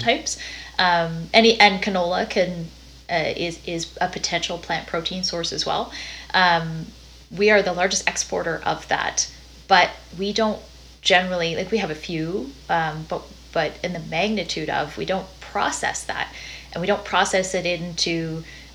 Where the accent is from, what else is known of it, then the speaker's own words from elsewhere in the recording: Dawson Creek, British Columbia, Canada; I'm from Dawson Creek, BC